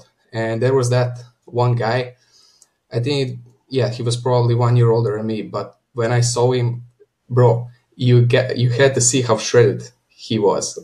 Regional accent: Croatia; I come from Croatia. I live next to the capital city of Zagreb

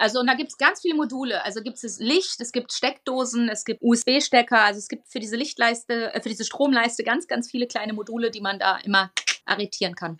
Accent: Münsterland, North Rhine-Westphalia, Germany; eine ganz, ganz alte Traditionsfirma aus meiner Heimat, dem Münsterland

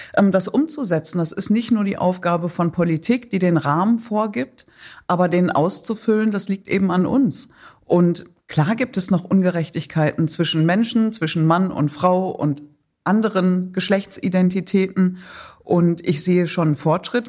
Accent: Datteln, North Rhine-Westphalia, Germany; moved away; wenn ich in meine Heimat fahre, nicht in den Irak, sondern nach Datteln in Nordrhein-Westfalen

